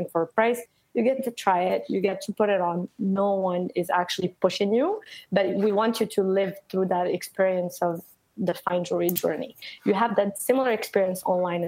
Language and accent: English; Morocco; also born or lived in Paris, France; now in United States; I grew up in Morocco. I lived in Paris for a while before coming to the US.